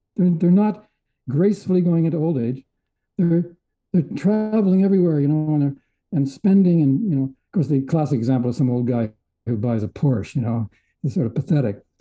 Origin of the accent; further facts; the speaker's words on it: Edmonton, Alberta, Canada; moved away; also born or lived in Vancouver; I was from Edmonton. I was a prairie boy.